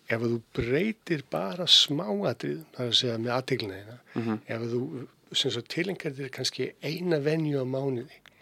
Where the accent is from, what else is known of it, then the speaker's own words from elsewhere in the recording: Keflavík, Southern Peninsula, Iceland; ég fættur alveg uppalinn í Keflæk